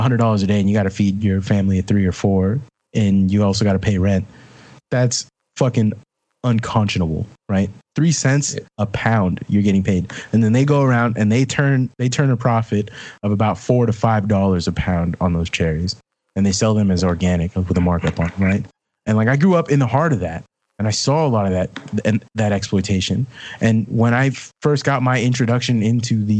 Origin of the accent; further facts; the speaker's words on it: Sunnyvale, California, United States; I grew up in the Bay Area, and I grew up in Sunnyvale